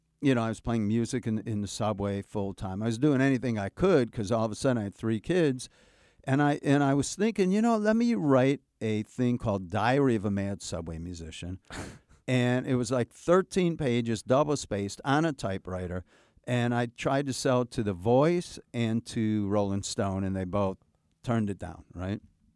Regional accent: Chicago, Illinois, United States; And I come from Chicago.

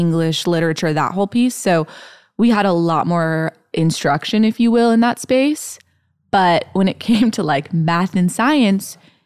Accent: Eugene, Oregon, United States; moved away as an adult; also born or lived in Nashville, Tennessee; I grew up in Eugene, Oregon

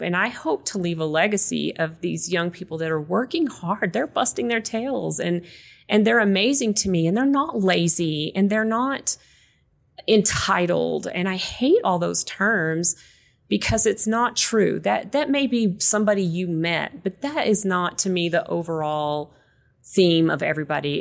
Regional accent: West Texas, United States; moved away; I grew up in West Texas, so it's very dry too

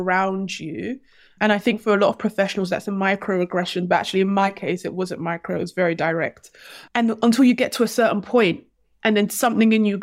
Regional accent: London, United Kingdom; I grew up in Hackney before Hackney became cool.

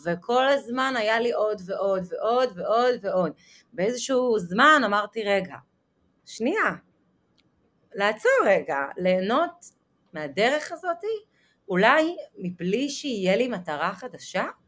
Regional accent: Netanya, Central District, Israel; נולדתי בנתניה, למשפחה דתייה

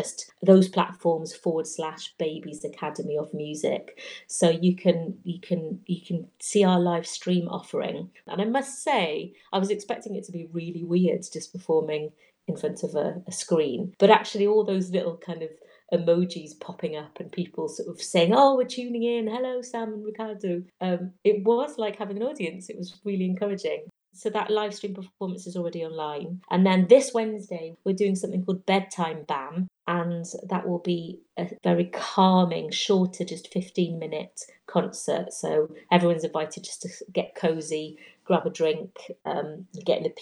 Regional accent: Welsh, Wales, United Kingdom; I'm Welsh

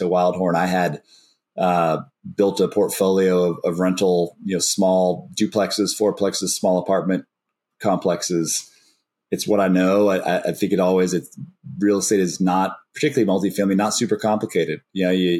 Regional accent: Austin, Texas, United States; I've born and raised in Austin

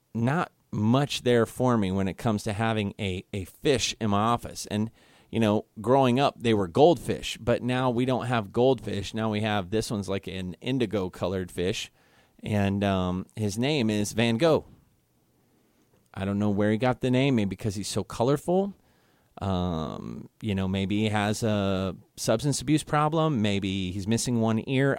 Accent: Kansas City, Missouri, United States; now in Guam; I'm from Kansas City, Missouri

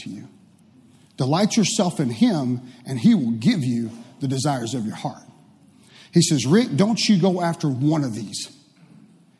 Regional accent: Waxahachie, Texas, United States; I grew up in Waxahachie

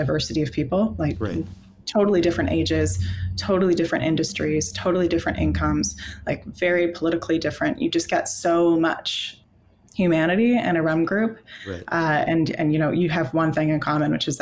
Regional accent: Canada; I am Canadian. I've always been Canadian

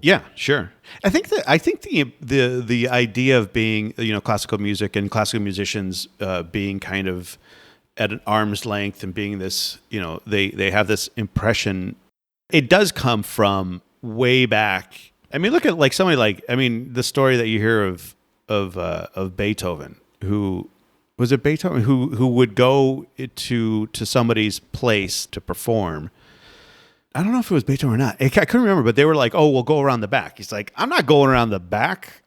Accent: Florida, United States; I grew up in Florida

